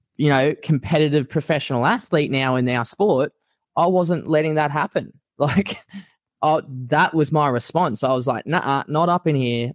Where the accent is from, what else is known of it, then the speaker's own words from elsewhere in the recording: Australia; I'm a diehard Aussie. I love being an Aussie